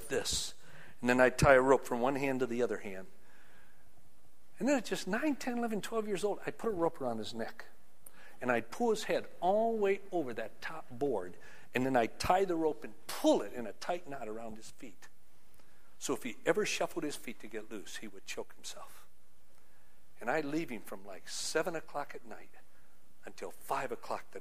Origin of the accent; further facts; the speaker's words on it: Union City, Michigan, United States; growing up in Union City, Michigan